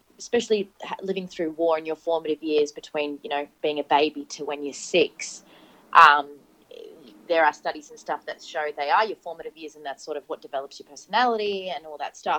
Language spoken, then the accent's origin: English; Sydney, New South Wales, Australia; English is a second language; also born or lived in Iraq; I have always lived in Sydney. I came from Iraq originally, so I came over with my family when I was six years old.